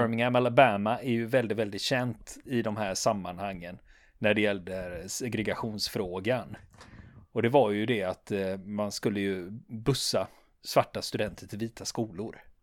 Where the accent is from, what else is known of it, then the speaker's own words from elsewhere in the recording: Sweden; vi svenskar